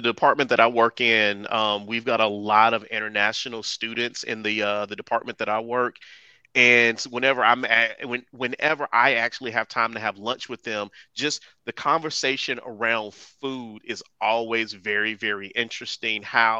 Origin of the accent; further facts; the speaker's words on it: United States; I'm dumb American.